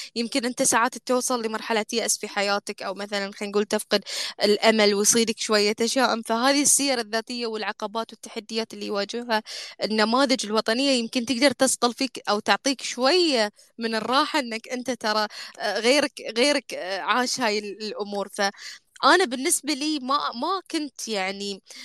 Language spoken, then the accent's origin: Arabic; Bahrain; احنا عندنا في البحرين